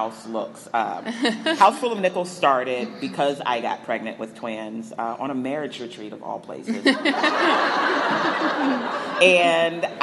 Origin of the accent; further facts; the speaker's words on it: Chicago, Illinois, United States; I am from Chicago, Illinois.